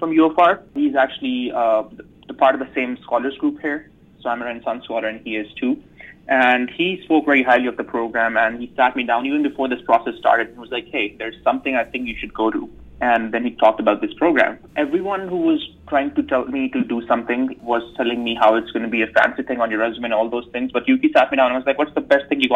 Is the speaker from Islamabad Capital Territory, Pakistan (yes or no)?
yes; Islamabad, Islamabad Capital Territory, Pakistan; moved away as an adult; also born or lived in United States; now in Rochester, United States; I'm originally from Islamabad, Pakistan. I was born and raised in Pakistan, and I came to the U.S. in 2015